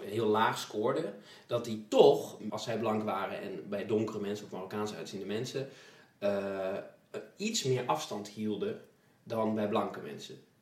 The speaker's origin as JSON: {"language": "Dutch", "town": "Twello", "region": "Gelderland", "country": "Netherlands", "said": "ik kom uit Twello"}